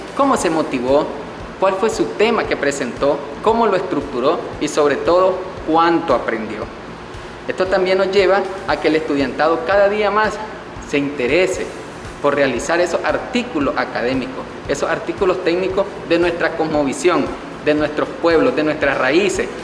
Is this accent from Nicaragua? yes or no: yes; Caribbean Coast of Nicaragua, Nicaragua; nosotros somos como costeños